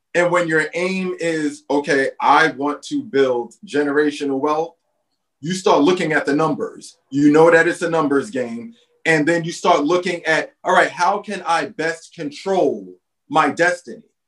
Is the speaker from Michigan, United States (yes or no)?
no; New York City, New York, United States; also born or lived in Bed-Stuy, Brooklyn; now in Los Angeles, United States; We're both from Brooklyn. We're from Red Hook Projects